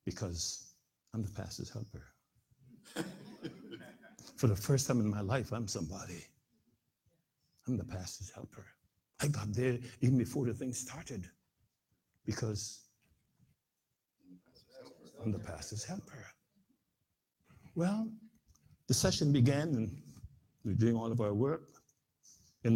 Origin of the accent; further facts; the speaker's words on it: Guyana; came to Guyana, the country in which I was born in South America